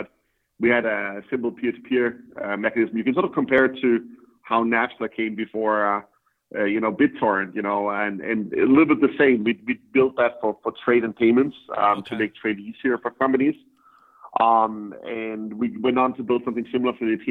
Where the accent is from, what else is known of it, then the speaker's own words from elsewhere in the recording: Denmark; moved away as an adult; now in San Francisco, United States; I'm from Denmark